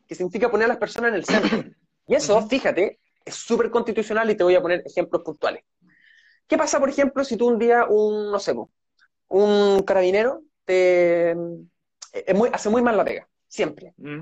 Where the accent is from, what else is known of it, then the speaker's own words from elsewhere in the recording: Santiago, Santiago Metropolitan Region, Chile; moved away as an adult; now in Los Lagos Region, Chile; yo nací en Santiago y estudié en la Universidad de Chile